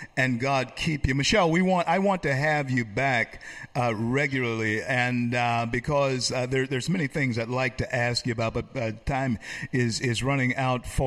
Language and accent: English; Louisiana, United States; now in Florida, United States; my home state of Louisiana. I reside in Florida